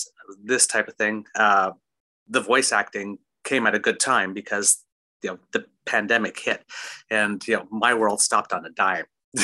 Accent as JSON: {"language": "English", "town": "Ottawa", "region": "Ontario", "country": "Canada", "moved": "as an adult", "lives_now": "Kingston, Canada", "said": "I've been in Kingston now for about 7 years. I'm originally from Ottawa and got my start over there"}